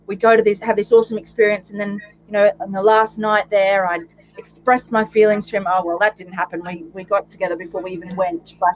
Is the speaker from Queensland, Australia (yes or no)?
yes; Warwick, Queensland, Australia; so I grew up in Warwick on 40 acres.